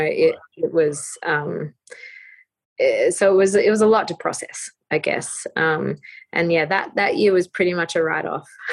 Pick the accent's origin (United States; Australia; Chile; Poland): Australia; being Australian